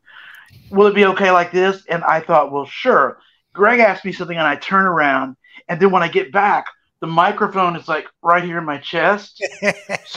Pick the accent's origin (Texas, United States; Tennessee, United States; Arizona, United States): Tennessee, United States; my best friend that I grew up in Tennessee with is a guy named Pete